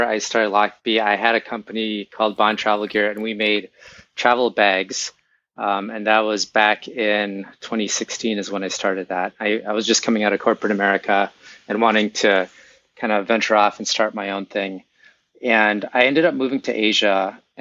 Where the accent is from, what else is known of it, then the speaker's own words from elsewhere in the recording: Minneapolis, Minnesota, United States; moved away as an adult; now in Florida, United States; I'm originally from Minneapolis and moved here several years ago